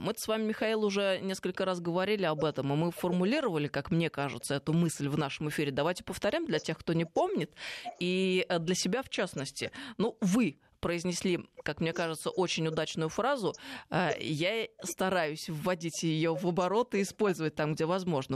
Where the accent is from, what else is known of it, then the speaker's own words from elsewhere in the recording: Tver, Tver Oblast, Russia; moved away; я вот сейчас только что из Твери приехала, откуда я родом